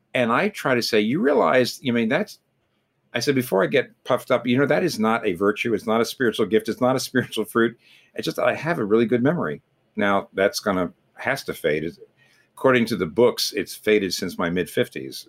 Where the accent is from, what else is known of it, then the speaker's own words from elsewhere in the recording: United States; an American like me